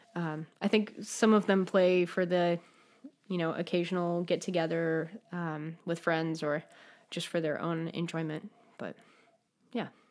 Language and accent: English; Denver, Colorado, United States; also born or lived in New Haven, Connecticut; now in Michigan, United States; I grew up in Denver, Colorado